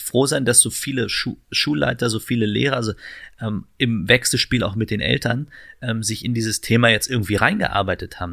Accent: Berlin, Germany; also born or lived in Steglitz-Zehlendorf, Berlin; ich bin im Marzahn-Hellersdorf groß geworden

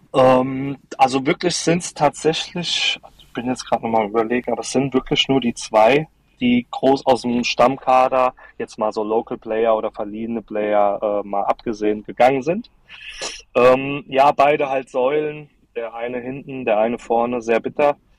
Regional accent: Darmstadt, Hesse, Germany; bei uns in Darmstadt

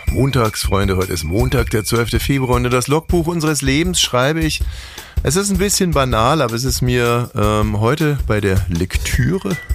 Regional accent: Landsberg am Lech, Bavaria, Germany; den Landkreis Landsberg am Lech. Da wurde mein erster Führerschein ausgestellt. Da bin ich eingetragen. Da komme ich her.

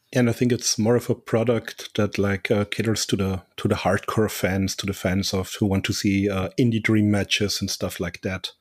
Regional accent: Austria; my home country of Austria

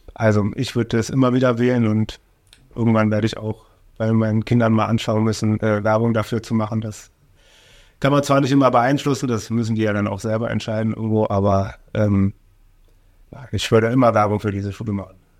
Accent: Oranienburg, Brandenburg, Germany; also born or lived in Gera; ich bin aufgewachsen in der Mittelstraße, in der Platte.

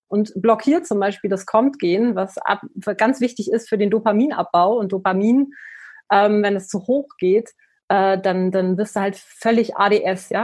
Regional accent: the North, Northern Germany, Germany; ich komme aus dem Norden. Ich bin mit Fisch groß geworden.

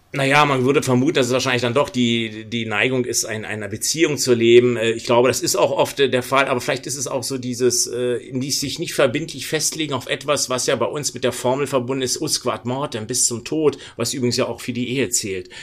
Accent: Berlin, Germany; Ich bin Berliner, ich bin um die Ecke von ganz schwierigen Orten geboren.

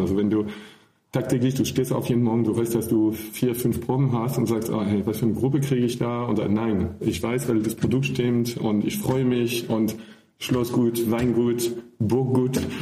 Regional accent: near Paris, Île-de-France, France; German is a second language; moved away as an adult; also born or lived in Rhineland / Southern Germany / Austria; now in Germany; ich komme aus der Nähe von Paris

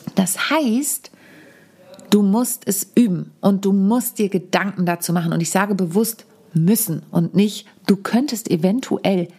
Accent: Wahrenholz, Lower Saxony, Germany; in meinem Heimatdorf in Warenholz, mitten in der Lüneburger Südheide

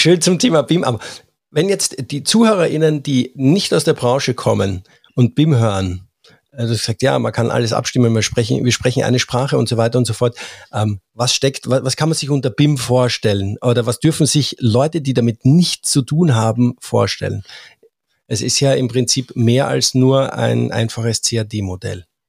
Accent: Austria; als Österreicher

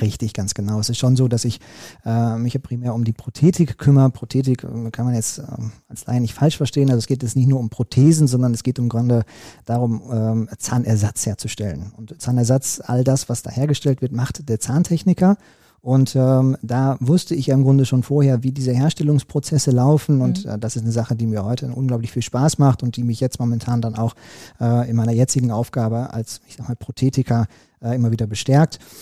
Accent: Recklinghausen, North Rhine-Westphalia, Germany; als Kind im Recklinghäuser Kinderorchester die äh, Triangel gespielt habe

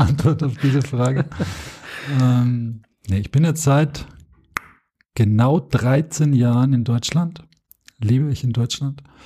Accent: Austria; moved away as an adult; now in Germany; ich bin Österreicher, bin es nach wie vor.

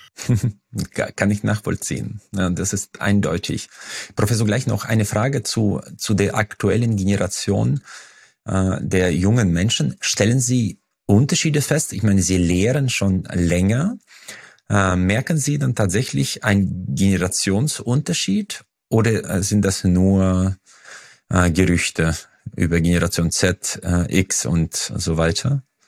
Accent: Uzbekistan; now in Germany; Ich komme ja aus Usbekistan

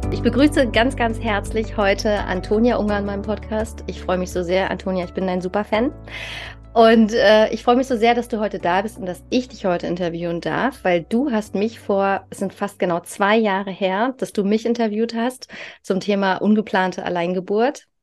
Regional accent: East Germany, Germany; ich komme halt aus Ostdeutschland. Und ich weiß noch, die, die Kitas da, äh, die haben alle nur bis mittags auf. Und ich bin halt, wie gesagt, ich bin ein DDR-Kind, bei uns war üblich, ja, ne, zehn Stunden jeden Tag, also ich bin mit äh, fünf Monaten in die Krippe gekommen

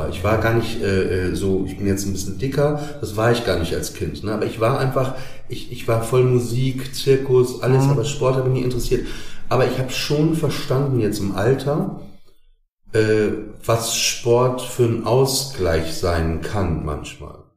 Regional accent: Papenburg, Lower Saxony, Germany; accent: Norddeutsch; ich komme aus Papenburg, ne? da redet man ja nicht so wie in Hamburg

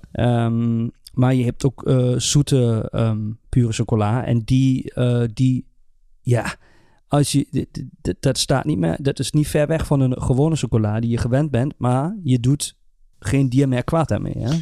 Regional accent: Germany; bij ons in Duitsland

